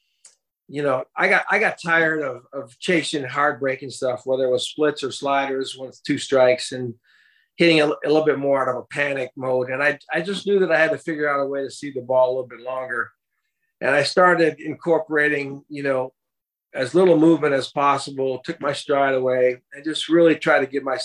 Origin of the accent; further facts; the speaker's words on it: St. Paul, Minnesota, United States; I grew up right here in the Twin Cities, St. Paul side of the river here.